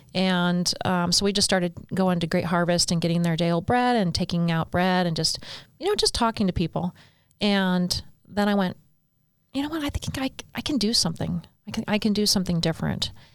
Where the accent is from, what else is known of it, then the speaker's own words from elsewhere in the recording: Bend, Oregon, United States; moved away as an adult; now in St. George, United States; I was born and raised in Oregon